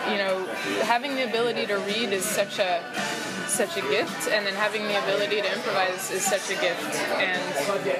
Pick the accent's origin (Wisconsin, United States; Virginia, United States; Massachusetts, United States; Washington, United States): Washington, United States; Seattle; moved away as an adult; now in New York, United States; where I grew up in Seattle, it's a very competitive kind of atmosphere